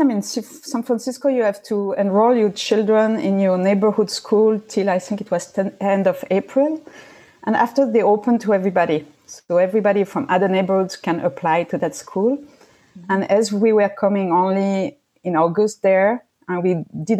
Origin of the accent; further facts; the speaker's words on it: Switzerland; English is a second language; moved away; I grew up in Switzerland